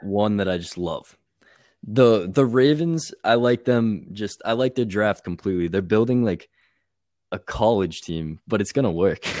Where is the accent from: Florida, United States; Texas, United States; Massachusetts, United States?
Massachusetts, United States; Boston; I'm from Boston